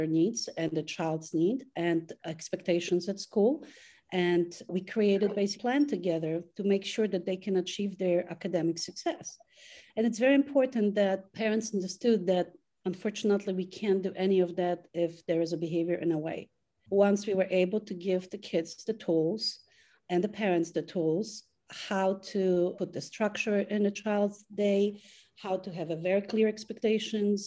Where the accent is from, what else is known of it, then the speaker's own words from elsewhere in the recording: Poland; now in Florida, United States; I am originally from Poland, but I live in the States and I've been in Florida for over 15 years.